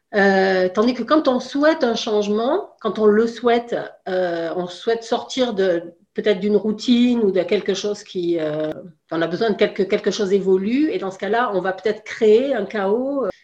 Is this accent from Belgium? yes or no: no; France; moved away as an adult; now in Canada; je suis originaire de France, en Europe, et puis on a décidé d'avoir une expérience de vie à l'étranger en famille. Et on est venu au Canada